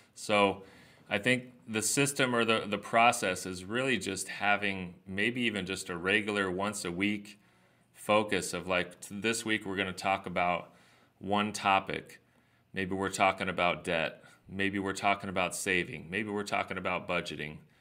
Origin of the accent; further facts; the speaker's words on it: Southern California, United States; I grew up here in Southern California